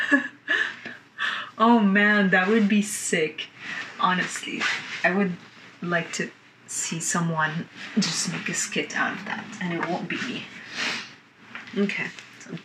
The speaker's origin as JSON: {"language": "English", "country": "Lebanon", "tie": "born or raised there", "said": "I was born in Lebanon, and I was born during the last years of the 15-year war"}